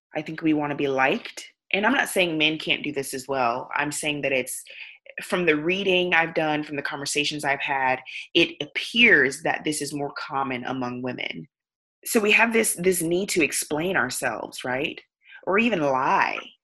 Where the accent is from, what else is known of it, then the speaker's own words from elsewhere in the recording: the South, United States; I grew up in the South